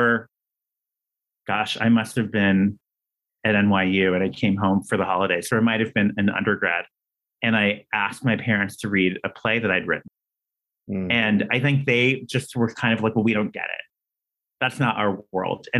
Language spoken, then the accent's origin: English; Downey, California, United States; I grew up in Downey, which is a suburb